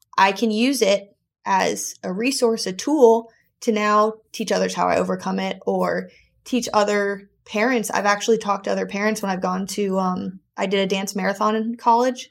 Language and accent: English; South Florida, United States; I was born in South Florida